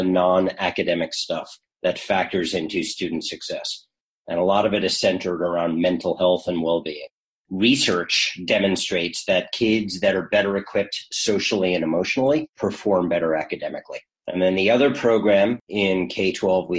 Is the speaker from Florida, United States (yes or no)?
no; New York, United States; now in Frenchtown, New Jersey, United States; I'm a New Yorker through and through